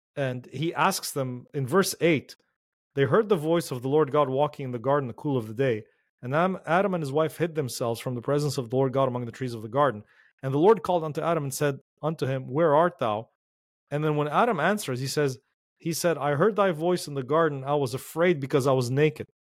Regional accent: Lebanon; moved away; the ones that I grew up with in Lebanon

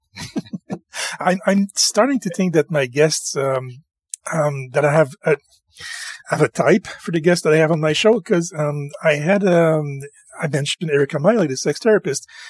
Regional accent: Canada; I am French Canadian

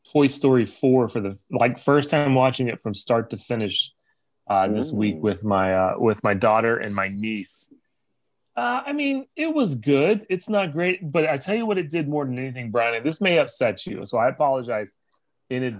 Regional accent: Texas, United States; moved away; I am from Texas originally

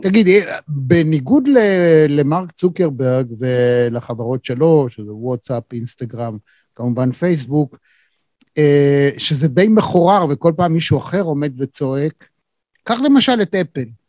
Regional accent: Israel; אנחנו כישראלים

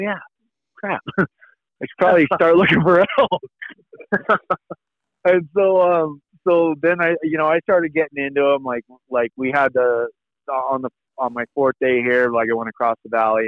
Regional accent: California, United States; I was from California.

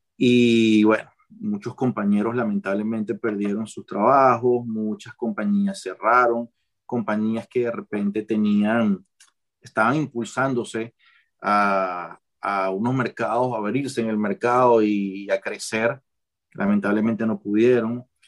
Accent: Caracas, Capital District, Venezuela; moved away as an adult; also born or lived in Maracay / Panama; now in Qatar; yo nací en Maracay, pero me crié en Caracas.

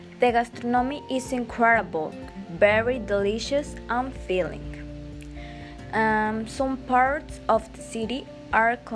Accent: Ciudad Valles, San Luis Potosí, Mexico; English is a second language; So my birthplace is Ciudad Valles in the municipality of San Luis Potosí

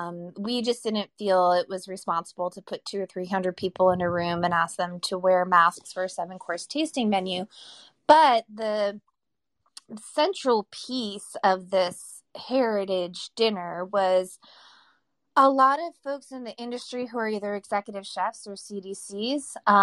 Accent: Massachusetts, United States; And I moved back to my hometown in coastal Massachusetts

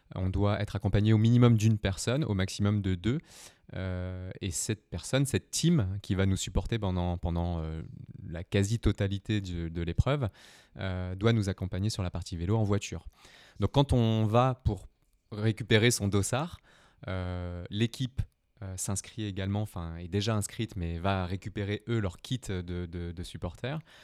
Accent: Brittany, France; je viens de la Bretagne, donc j'étais, j'étais plutôt dans l'eau tous les étés

